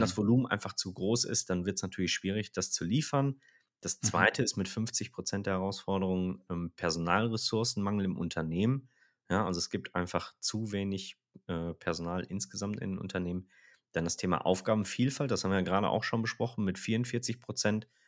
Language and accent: German; Rhineland, Germany; wir sind ja Rheinländer